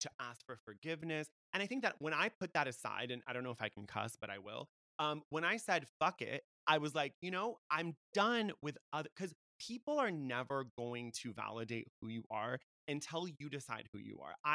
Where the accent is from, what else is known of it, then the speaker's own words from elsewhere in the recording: United States; I was born in America. People say, wow, you don't have an accent. Why would I have an accent? I was born in America